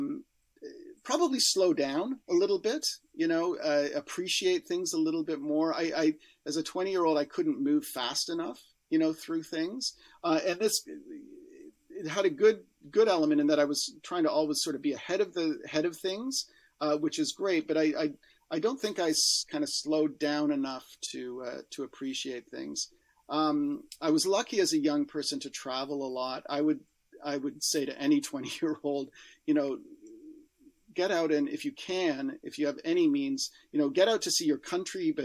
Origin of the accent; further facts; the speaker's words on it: Canada; as a Canadian